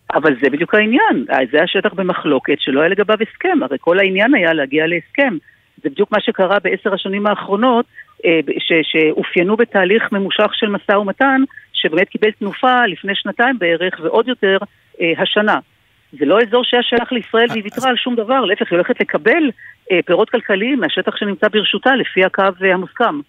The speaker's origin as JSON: {"language": "Hebrew", "town": "Nahariya", "region": "Northern District", "country": "Israel", "tie": "born or raised there", "said": "אני גדלתי בנהריה"}